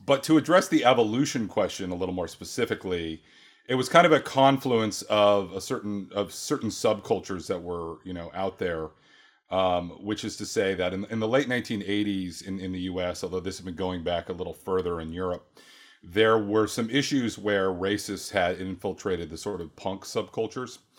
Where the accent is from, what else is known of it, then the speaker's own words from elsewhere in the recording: Oregon, United States; moved away; I was raised in Oregon